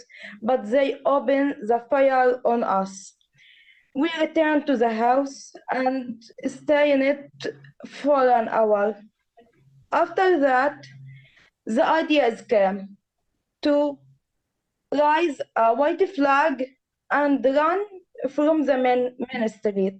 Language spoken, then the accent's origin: English; Gaza Strip, Palestine; We are from Gaza